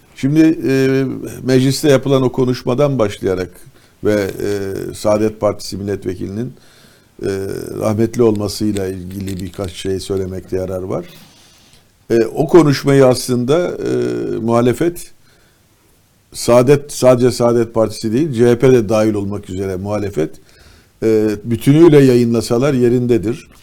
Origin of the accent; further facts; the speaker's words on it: İzmir, Turkey; ben bir İzmirli olarak